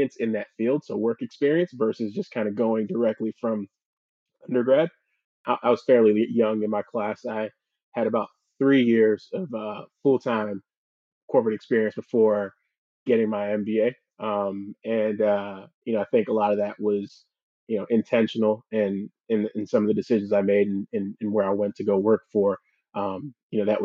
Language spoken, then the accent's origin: English; Houston, Texas, United States; also born or lived in Missouri / Philadelphia; I grew up in the Houston area